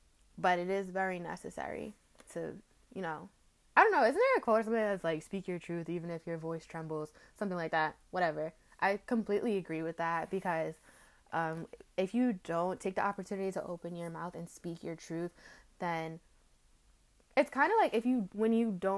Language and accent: English; United States; being African American